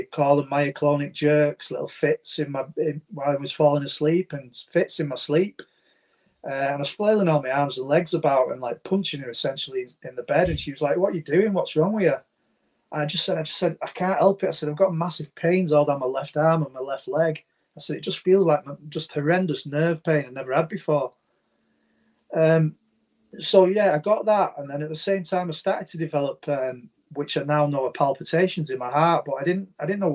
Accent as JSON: {"language": "English", "town": "St Helens", "region": "North West England", "country": "United Kingdom", "said": "where I live, so I'm from the Northwest, St. Helens in the UK"}